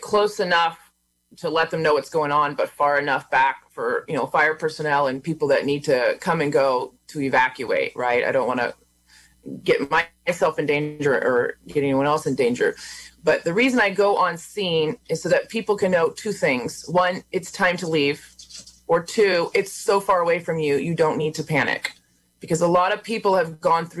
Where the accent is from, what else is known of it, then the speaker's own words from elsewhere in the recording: Red Valley, United States; I'm from Red Valley